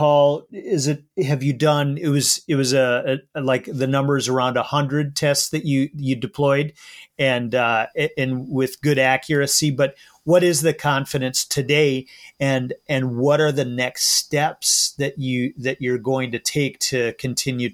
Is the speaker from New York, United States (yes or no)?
no; Minnesota, United States; as a Minnesotan who's proud of our conservation and funding heritage